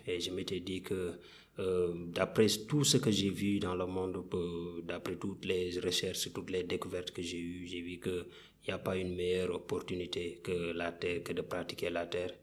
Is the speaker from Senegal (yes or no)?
yes; Kaffrine, Senegal; je suis africain né au Sénégal, particulièrement dans la région de Kafrine